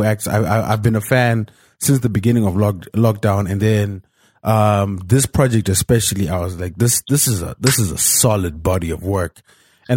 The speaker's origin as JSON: {"language": "English", "country": "Zimbabwe", "said": "I'm Zimbabwean, man."}